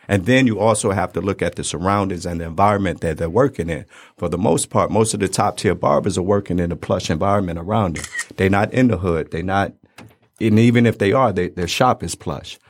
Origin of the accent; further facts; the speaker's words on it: Detroit, Michigan, United States; also born or lived in Brooklyn, New York; I was born in Brooklyn, um, but we moved out here and I went to school out here, went to barber school out here. So, three one three seven, Ma